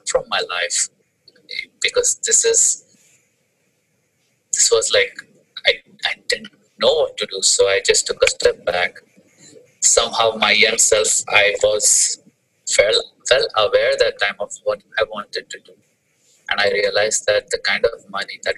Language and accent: English; India; moved away as an adult; I was having my typical IT job because I'm from India